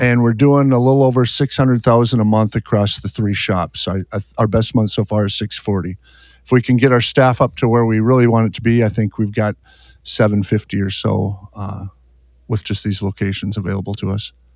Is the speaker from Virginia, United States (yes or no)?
no; Fargo, North Dakota, United States; I'm from Fargo, North Dakota